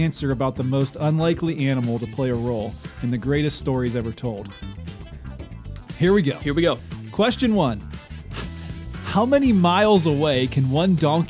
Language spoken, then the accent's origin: English; Pennsylvania, United States; I'm from Pennsylvania.